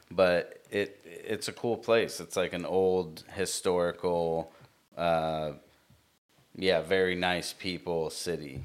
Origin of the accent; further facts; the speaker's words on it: United States; I was born here, uh, sister brother born here. So we're American